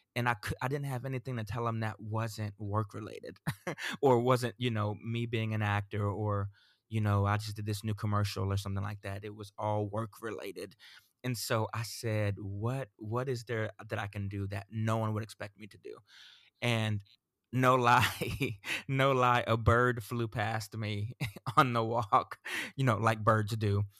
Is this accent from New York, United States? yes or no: no; Central Florida, United States; also born or lived in Sarasota, Florida; I grew up in Central Florida